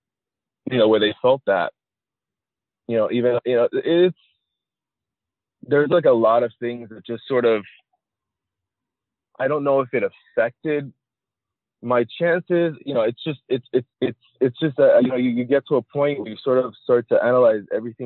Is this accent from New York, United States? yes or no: no; Miami, Florida, United States; I live in Miami. I grew up in Miami